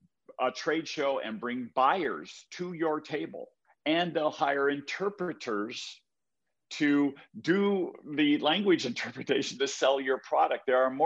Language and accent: English; United States; I'm a baby boomer. By that statement, I just said, I'm an American.